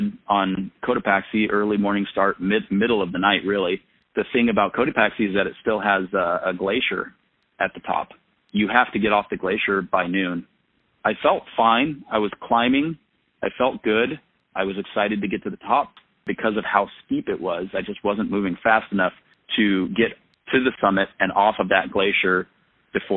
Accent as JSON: {"language": "English", "region": "Front Range of Colorado", "country": "United States", "tie": "born or raised there", "moved": "yes", "lives_now": "Vermont, United States", "said": "growing up on the Front Range of Colorado"}